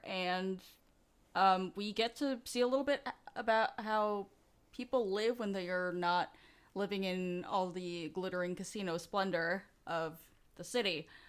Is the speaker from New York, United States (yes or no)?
yes; New York City, New York, United States; I grew up in New York City